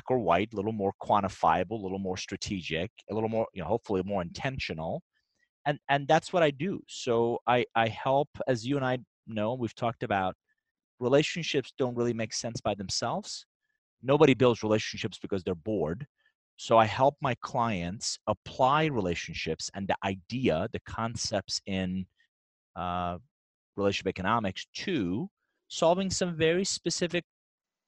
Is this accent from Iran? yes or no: yes; Iran; English is a second language; now in United States; I'm actually originally from Iran. I came to the U.S. in 1981 with a suitcase, $100.